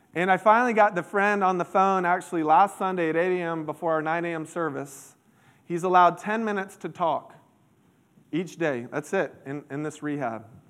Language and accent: English; Central Florida, United States; I grew up in Central Florida